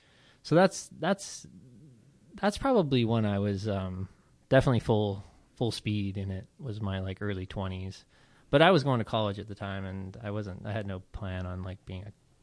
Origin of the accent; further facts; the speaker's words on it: Las Vegas, Nevada, United States; I grew up in Las Vegas, Nevada, but my father is from Akron, Ohio.